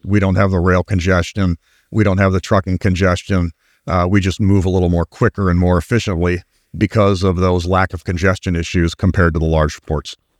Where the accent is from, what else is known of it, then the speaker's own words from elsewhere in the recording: Cleveland, Ohio, United States; that's a Clevelander talking.